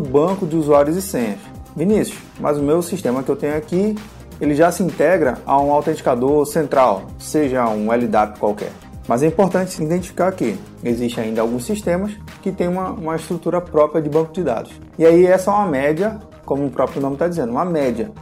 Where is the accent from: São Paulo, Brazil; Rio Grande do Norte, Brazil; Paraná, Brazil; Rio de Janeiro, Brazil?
Rio de Janeiro, Brazil; moved away; also born or lived in Pernambuco; Eu que sou natural do Rio de Janeiro, eu tenho duas carteiras de identidade. Eu tenho uma do Rio de Janeiro e uma de Pernambuco.